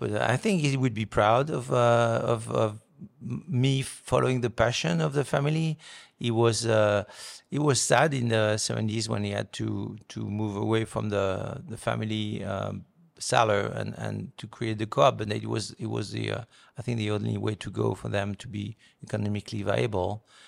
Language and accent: English; Beaune, Bourgogne-Franche-Comté, France; born or raised there; English is a second language; moved away as an adult; now in Oregon, United States